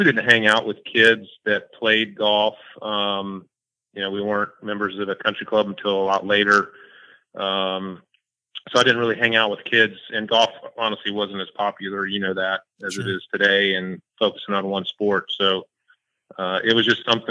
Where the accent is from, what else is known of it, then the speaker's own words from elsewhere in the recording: Jacksonville, Florida, United States; also born or lived in St. Augustine, Florida; I grew up here in Jacksonville